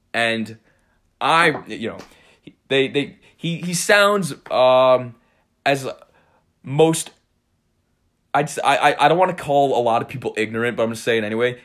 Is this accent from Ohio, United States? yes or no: no; Cold Spring, New York, United States; I'm from Cold Spring. It's, uh, it's a very small town.